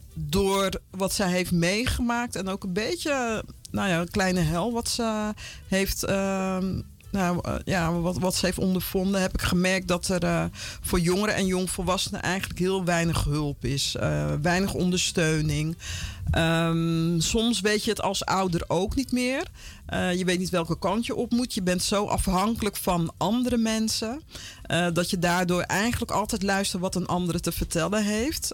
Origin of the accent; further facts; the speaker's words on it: Vlaardingen, South Holland, Netherlands; moved away as an adult; also born or lived in Paramaribo, Suriname / Utrecht / Amsterdam; now in Almere, Netherlands; ik, ben in eh, Rotterdam, Vlaardingen opgegroeid